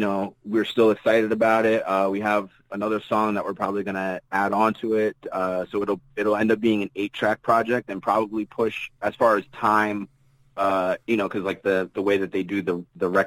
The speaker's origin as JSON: {"language": "English", "town": "Jersey City", "region": "New Jersey", "country": "United States", "tie": "born or raised there", "said": "I'm from Jersey City"}